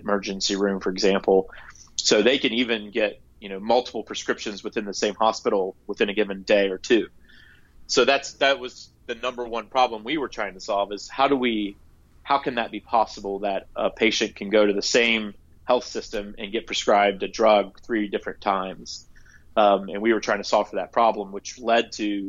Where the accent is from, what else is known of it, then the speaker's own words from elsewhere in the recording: Gallipolis, southeastern Ohio, United States; my hometown, it's in southeastern Ohio, a small town called Gallup Police